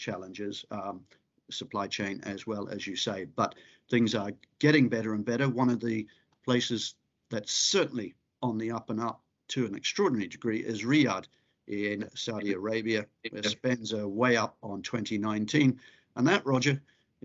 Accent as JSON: {"language": "English", "region": "South Island", "country": "New Zealand", "said": "I come from the South Island"}